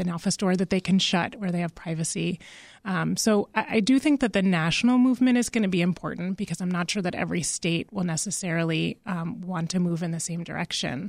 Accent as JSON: {"language": "English", "region": "Massachusetts", "country": "United States", "moved": "yes", "said": "I'm originally from Massachusetts"}